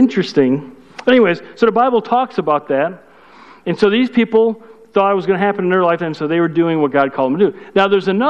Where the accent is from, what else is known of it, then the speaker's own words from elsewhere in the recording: Chicago, Illinois, United States; I'm from Chicago